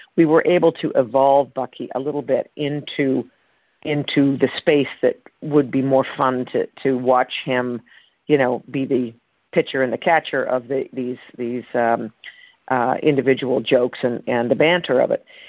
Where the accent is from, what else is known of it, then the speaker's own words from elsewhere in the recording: Canada; moved away; also born or lived in United States; I grew up, uh, in Canada